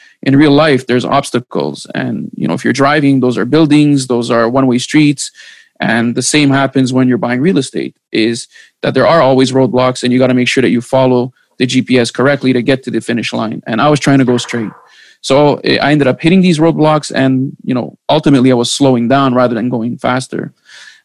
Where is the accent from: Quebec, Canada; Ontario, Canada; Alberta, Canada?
Quebec, Canada; Montreal; I'm from Montreal